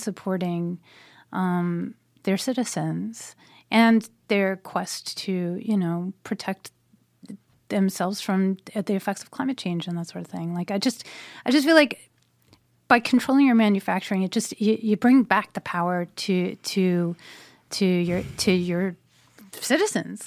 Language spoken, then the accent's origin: English; United States; my country. Um, where my family has been for a hundred and thirty years.